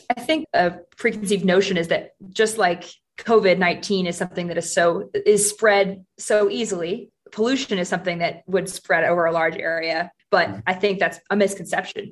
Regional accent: Seattle, Washington, United States; moved away as an adult; also born or lived in Vancouver / London / Sydney; now in Denver, United States; I grew up in Seattle, famously rainy city

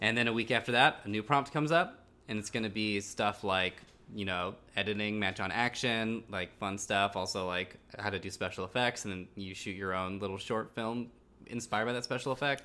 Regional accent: Silicon Valley, California, United States; when I was a kid growing up in Silicon Valley

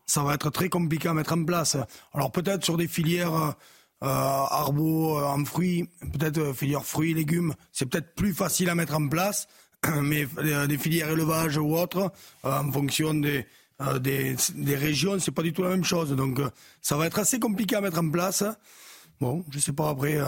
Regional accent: France; chez nous en France

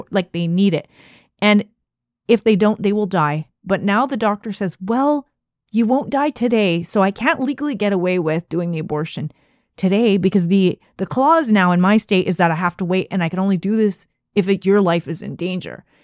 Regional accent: Canada; as a Canadian

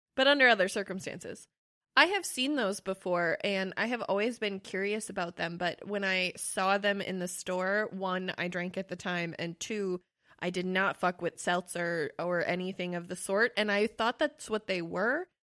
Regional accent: Wisconsin, United States; we're from Wisconsin.

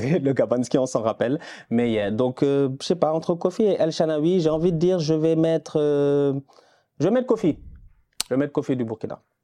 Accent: Senegal; chez nous au Sénégal

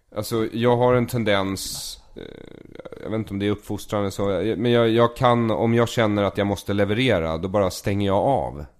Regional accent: Solna, Stockholm County, Sweden; also born or lived in Tel Aviv, Israel; jag är uppvuxen i Bergshamra, men skolan ligger på Östermalm

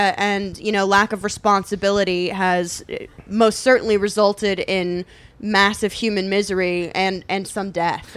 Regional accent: Indiana, United States; I grew up in Indiana

